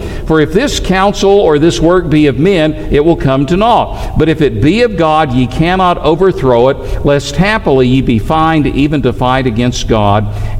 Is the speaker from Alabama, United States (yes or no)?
yes; Alabama, United States; also born or lived in Tennessee; I'm from Alabama. Alabama and Auburn are two really big rivals. I happen to be a Tennessee fan myself. I grew up there.